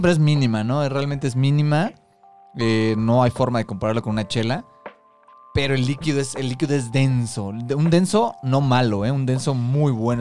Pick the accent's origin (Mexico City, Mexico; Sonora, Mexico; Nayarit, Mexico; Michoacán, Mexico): Mexico City, Mexico; Somos tres amigos chilangos